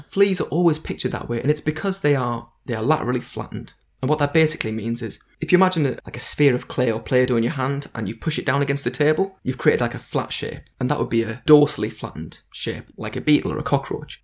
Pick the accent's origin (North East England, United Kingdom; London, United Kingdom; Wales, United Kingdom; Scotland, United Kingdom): North East England, United Kingdom; I'm English and I'm from the, the northeast of England